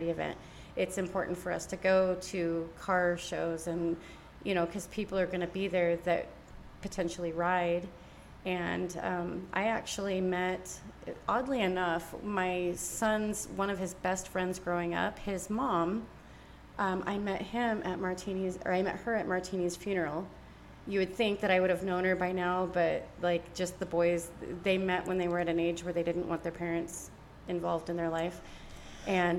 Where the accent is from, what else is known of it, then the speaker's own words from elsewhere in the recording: Iowa, United States; now in Utah, United States; I'm from Iowa